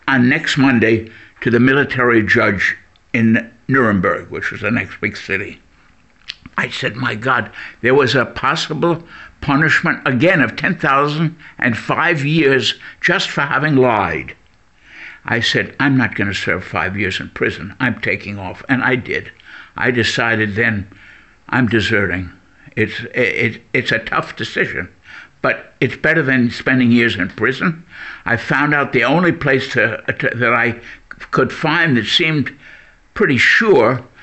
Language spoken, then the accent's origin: English; New York, United States; accent: American; moved away as an adult; also born or lived in Leipzig; now in Berlin, Germany; I was born in New York and grew up in the late 1930s when New York was a left-wing center for many, many people